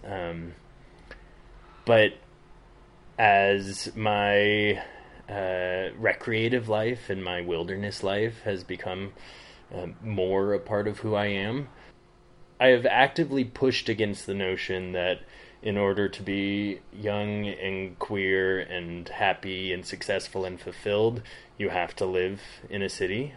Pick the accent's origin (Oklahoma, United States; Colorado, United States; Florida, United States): Colorado, United States; Front Range of; moved away as an adult; also born or lived in Berlin / London / San Francisco; now in southern Utah, United States; I grew up on the Front Range of Colorado